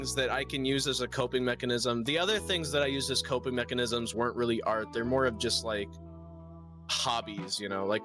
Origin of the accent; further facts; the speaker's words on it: Michigan, United States; I'm from Michigan